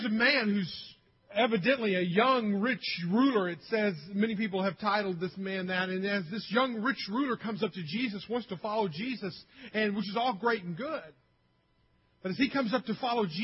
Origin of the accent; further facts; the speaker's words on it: Arkansas, United States; I'm from Arkansas.